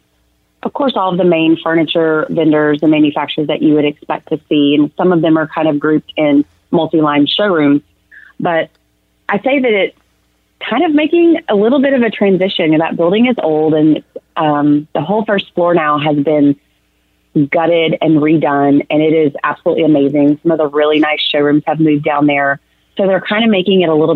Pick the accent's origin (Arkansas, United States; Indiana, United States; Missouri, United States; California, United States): Arkansas, United States; now in Texas, United States; I'm originally from Arkansas, which is just a neighbor just right over here to the east.